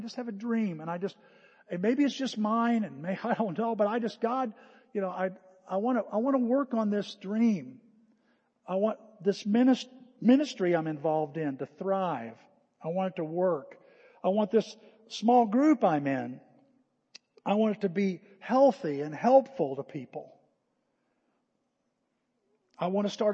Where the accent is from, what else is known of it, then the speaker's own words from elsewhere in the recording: United States; We're an American. A lot of American in us